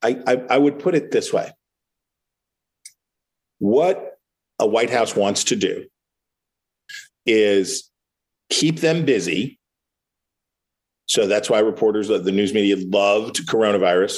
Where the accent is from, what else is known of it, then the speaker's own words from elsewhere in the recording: Wheeling, West Virginia, United States; I'm one of two people I have ever encountered in the national media who is from my hometown of Wheeling, West Virginia